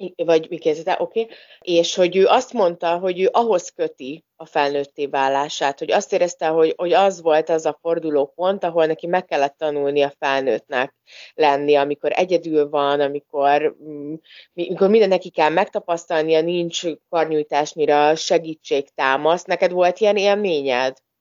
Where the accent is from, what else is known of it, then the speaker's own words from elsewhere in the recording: Hungary; first language Hungarian; ugyanaz a nyelvünk, mind a ketten az országban nőttünk föl